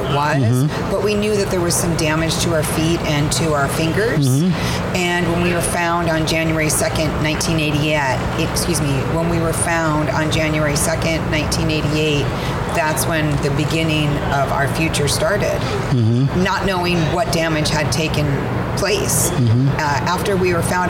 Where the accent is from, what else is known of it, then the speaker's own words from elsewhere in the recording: Arizona, United States; I grew up in Arizona